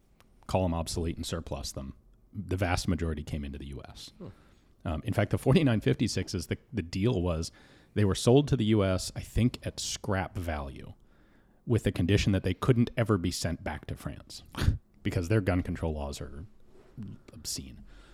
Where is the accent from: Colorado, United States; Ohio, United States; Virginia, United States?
Colorado, United States; Denver; Yeah, Denver.